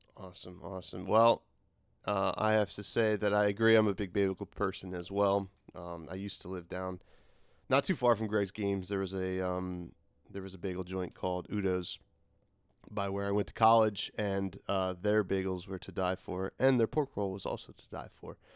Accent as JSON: {"language": "English", "region": "New Jersey", "country": "United States", "said": "we're both from New Jersey"}